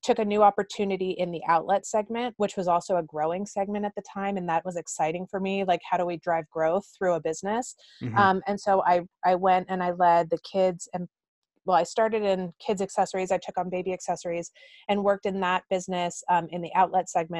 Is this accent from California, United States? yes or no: yes; California, United States; also born or lived in New York; I grew up in California